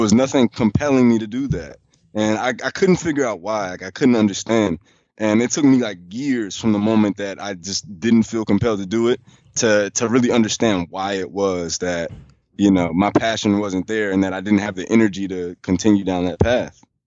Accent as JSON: {"language": "English", "town": "Chicago", "region": "Illinois", "country": "United States", "tie": "born or raised there", "also_born_or_lived": "Charlotte", "moved": "as an adult", "lives_now": "Washington, D.C., United States", "said": "I moved away from Chicago"}